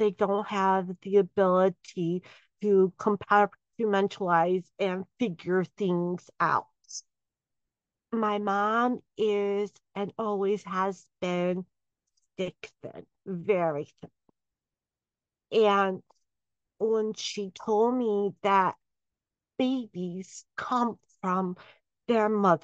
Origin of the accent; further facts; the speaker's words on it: Southfield, Michigan, United States; I grew up in the suburbs of Detroit. I grew up in Southfield, Michigan.